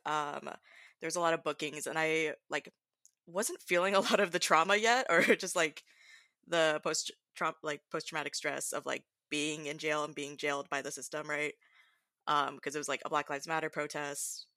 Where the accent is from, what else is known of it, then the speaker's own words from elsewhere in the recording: Southern California, United States; moved away as an adult; now in Pacific Northwest, United States; I'm currently in the Pacific Northwest, um, originally coming from Southern California for my background